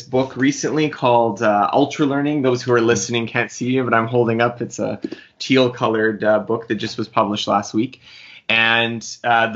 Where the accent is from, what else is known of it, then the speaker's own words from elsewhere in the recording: Manitoba, Canada; I grew up, I'm Canadian. I grew up in Manitoba, Canada